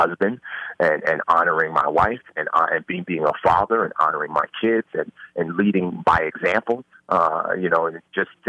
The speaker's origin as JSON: {"language": "English", "town": "New York City", "region": "New York", "country": "United States", "tie": "born or raised there", "said": "I would fluctuate between atheism and agnosticism growing up in the Bronx."}